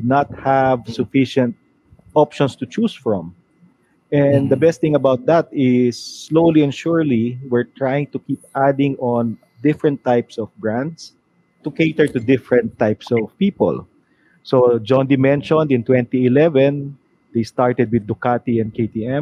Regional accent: Manila, Metro Manila, Philippines; I'm from Manila.

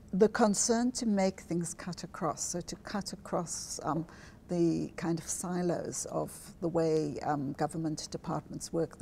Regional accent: South Africa; moved away as an adult; I grew up in South Africa, which is a very segregated

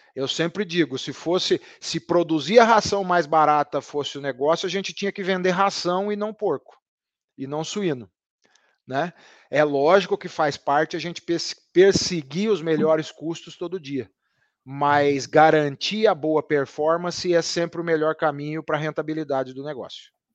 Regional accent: near the border with Minas Gerais, interior of São Paulo state, Brazil; accent: caipira; Eu sou do interior do estado de São Paulo, ali divisa com Minas Gerais, então eu trago comigo muito da fala caipira

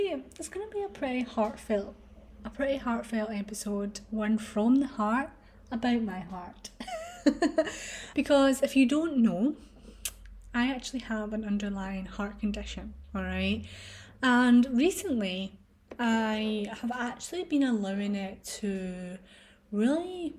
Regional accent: Scotland, United Kingdom; I was born in a hospital in my hometown, and then I was rushed in the ambulance to a hospital in Glasgow

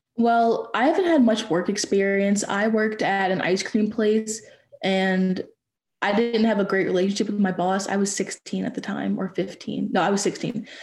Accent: Louisiana, United States; I'm from Louisiana

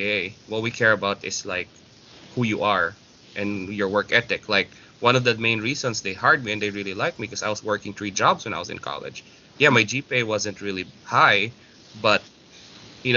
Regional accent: Philippines; moved away; as a Filipino

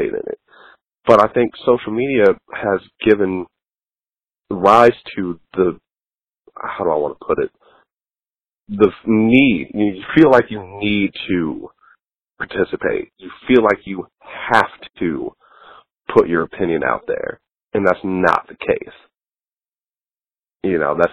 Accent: United States; As an American

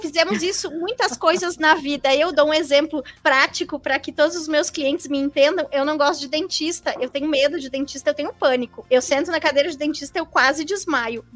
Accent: Caxias do Sul, Rio Grande do Sul, Brazil; moved away as an adult; also born or lived in Florianópolis; eu sou gaúcha de Caxias do Sul, uh, natural de Caxias do Sul, e eu fui para Florianópolis somente para fazer a faculdade

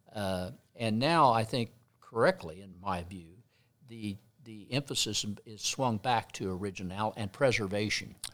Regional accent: Midwest, United States; I grew up in the Midwest

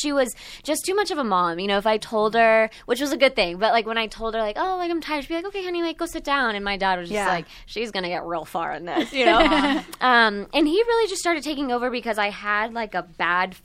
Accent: Texas, United States; moved away as an adult; also born or lived in Moscow, Russia; now in Los Angeles, United States; I grew up in Texas

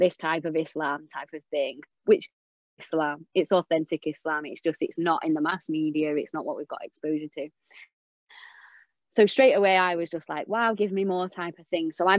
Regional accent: England, United Kingdom; I'm English

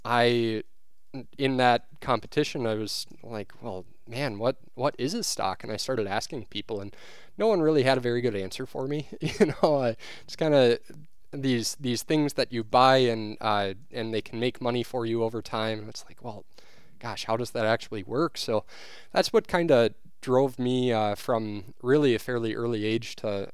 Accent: New Richmond, Wisconsin, United States; also born or lived in Eau Claire, Wisconsin; I grew up here in Western Wisconsin in New Richmond

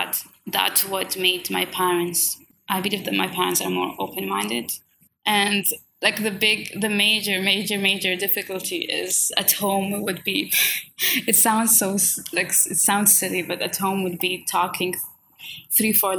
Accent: Oman; first language Swahili and Arabic; English is a second language; moved away as an adult; also born or lived in Ireland; I was born in Oman and I've just grown up speaking Swahili and Arabic

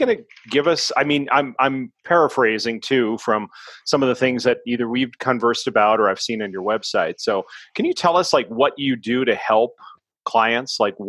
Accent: Minnesota, United States; born there; I was born in Minnesota

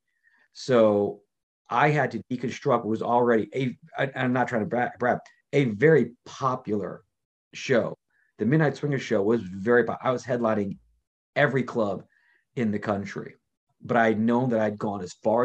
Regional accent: New York City, New York, United States; moved away as an adult; also born or lived in Los Angeles; now in Las Vegas, United States; New York, okay. Queens

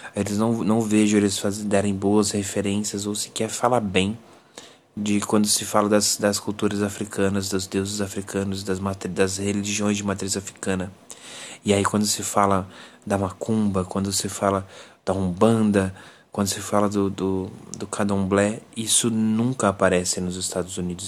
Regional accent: Brazil

